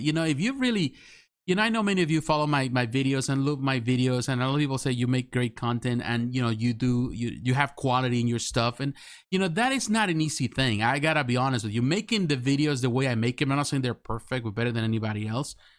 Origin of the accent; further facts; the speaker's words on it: Mexico; English is a second language; now in United States; when I was living back in Mexico